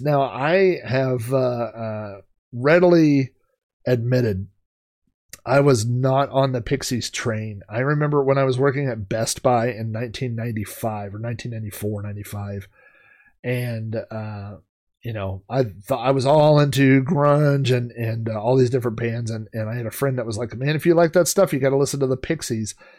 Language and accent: English; Oklahoma, United States; I grew up in Oklahoma